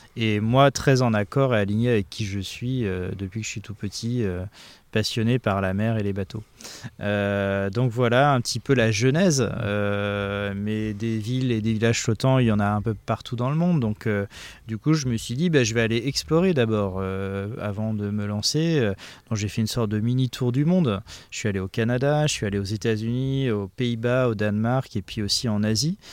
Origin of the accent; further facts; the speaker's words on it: Saint-Malo, Brittany, France; je suis marin à la base, j'ai grandi à Saint-Malo